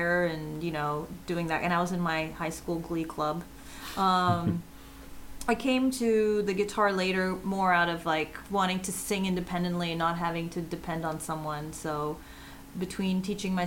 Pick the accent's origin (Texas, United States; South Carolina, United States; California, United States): Texas, United States; Dallas; I was born in Dallas